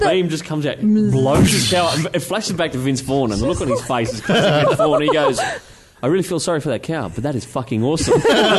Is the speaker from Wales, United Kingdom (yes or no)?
no; Scotland, United Kingdom; nice cheap tickets because I'm such a Scotsman